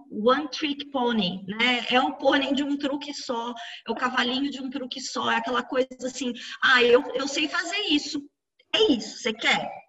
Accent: Pirajuí, São Paulo, Brazil; Ah, eu sei, eu sou de Pirajuí, eu sei, tá?

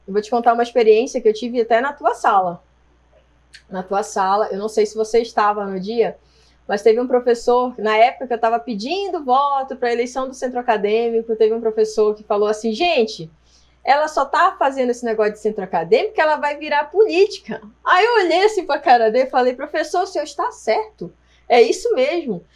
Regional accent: Marajó Island, Pará, Brazil; moved away as an adult; now in Jundiaí, Brazil; eu nasci na ilha do Marajó, no Pará, Nossa, né? É verdade, eu nasci numa ilha e eu vim morar em Jundiaí tem 15 anos

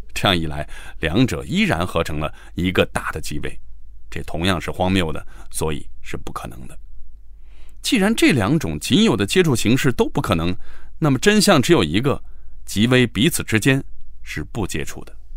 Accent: China; 我们中国人相比之下就不太爱较真儿，也更喜欢世俗生活

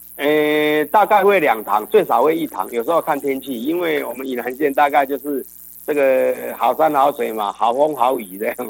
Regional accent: Yilan County, Taiwan; 我想我们大概东方人啊，尤其是我们宜兰人

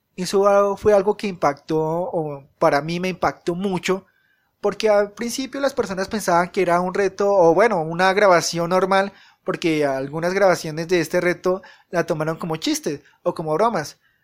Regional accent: Colombia; en mi país, que vivo en Colombia

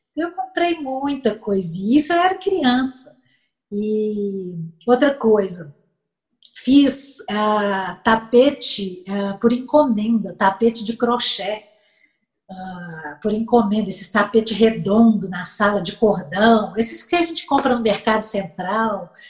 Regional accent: Belo Horizonte, Minas Gerais, Brazil; eu sou natural de Belo Horizonte

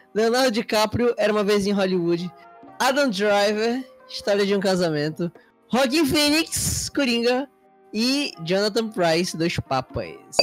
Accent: Manaus, Amazonas, Brazil; aqui em Manaus

